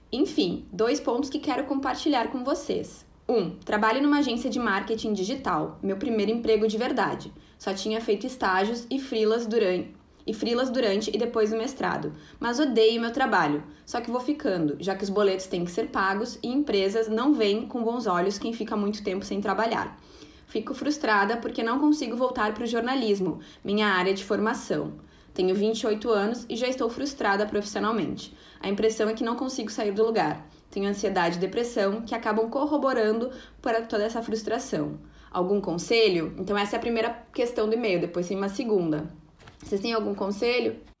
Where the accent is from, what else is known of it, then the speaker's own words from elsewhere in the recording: Niterói, Rio de Janeiro, Brazil; Sou de Niterói, Rio de Janeiro, mas amo Porto Alegre.